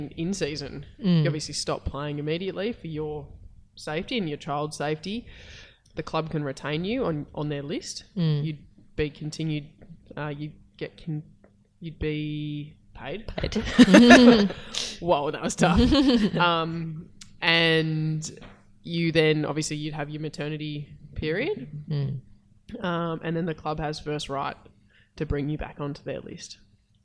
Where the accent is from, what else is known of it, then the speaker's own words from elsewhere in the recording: Queensland, Australia; I'm from Queensland